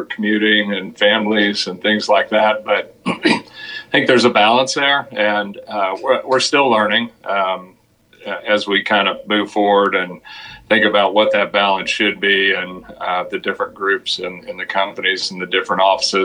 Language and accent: English; Dallas, Texas, United States; also born or lived in Austin; I grew up in Dallas, went to school down in Austin, University of Texas, came back to Dallas in 1983